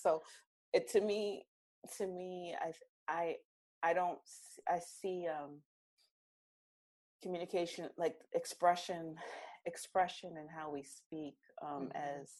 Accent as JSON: {"language": "English", "region": "New Jersey", "country": "United States", "said": "My accent changes. I'm from South Jersey. I'm very Jersey, you know"}